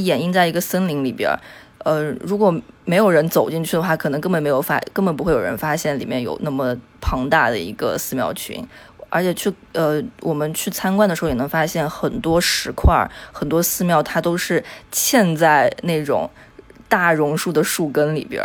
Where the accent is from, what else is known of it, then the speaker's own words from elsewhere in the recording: Yunnan, China; moved away as an adult; also born or lived in Phnom Penh, Cambodia; now in Kuala Lumpur, Malaysia; 我是云南人，然后这，呃，我在毕业之后就一直是游走于东南亚